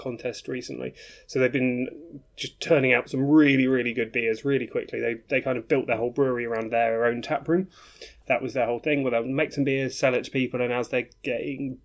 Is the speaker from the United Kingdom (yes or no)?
yes; Birmingham, West Midlands, United Kingdom; moved away; I'm from Birmingham-ish originally. So it was really nice to hear accents that sounded like home